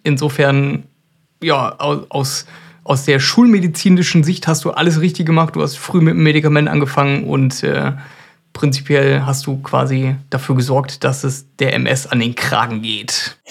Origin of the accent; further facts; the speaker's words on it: Germany; bei uns in Deutschland